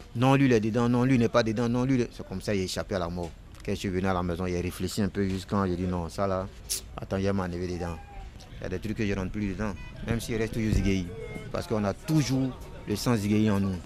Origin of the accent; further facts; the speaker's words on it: Abidjan, Côte d’Ivoire; j'étais de Trècheville